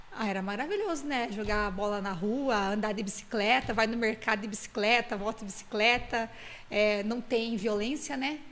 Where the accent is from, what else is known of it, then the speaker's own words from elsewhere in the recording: Rio Grande do Sul, Brazil; moved away; Eu nasci no Rio Grande do Sul, numa cidade no interior que tem 5 mil habitantes.